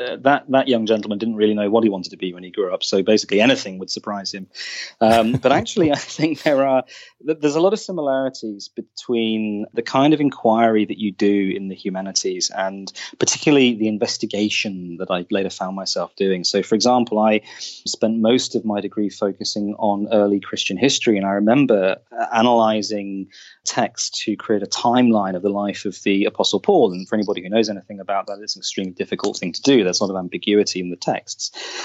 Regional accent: Oman; also born or lived in Saudi Arabia; I grew up in the Middle East, in Oman, in Saudi Arabia, which I was hugely privileged to do.

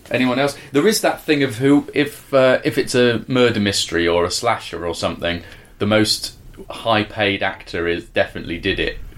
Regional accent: South East England, United Kingdom; now in Dorset, United Kingdom; then I'm from Sussex. Uh, live in Dorset and work in a combination of Saudi Arabia, China, and Australia.

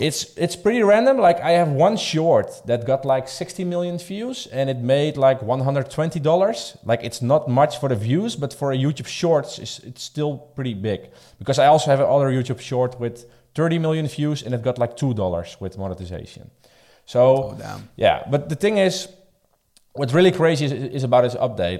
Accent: Netherlands; I'm coming from the Netherlands.

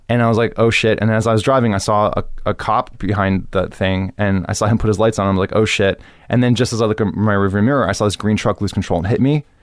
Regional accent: Miami, Florida, United States; moved away as an adult; also born or lived in New York; now in Los Angeles, United States; Growing up in Miami is great.

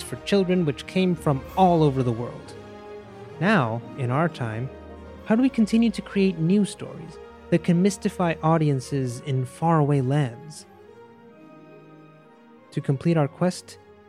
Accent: Mexico; growing up in Mexico, I remember listening to the tale of La Llorona.

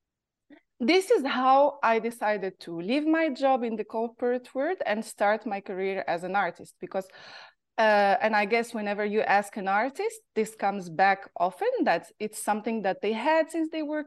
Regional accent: Morocco; accent: Moroccan; English is a second language; moved away as an adult; also born or lived in Paris; I grew up in Morocco, and I left Morocco when I was 20 years old to go follow my studies in Paris

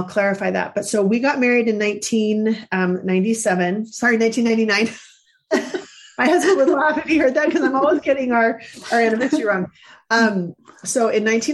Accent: Central California, United States; Growing up in Central California, there weren't a lot of other Mormons who were my age

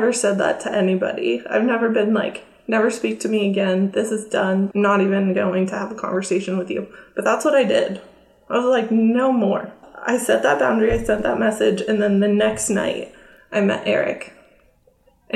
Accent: California by San Francisco, United States; moved away as an adult; also born or lived in Florida; now in Oklahoma, United States; I grew up in California by San Francisco

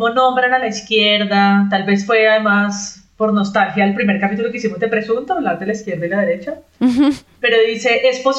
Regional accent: Spain; Yo soy española, que también soy otro peligro.

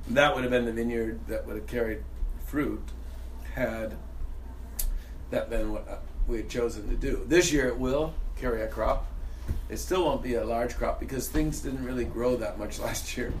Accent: Niagara County, New York, United States; I grew up in Niagara County, New York State

